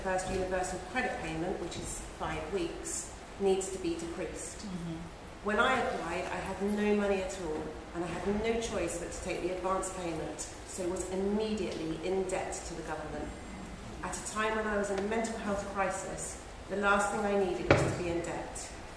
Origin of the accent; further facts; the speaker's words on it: Hampshire, South East England, United Kingdom; I'm from Hampshire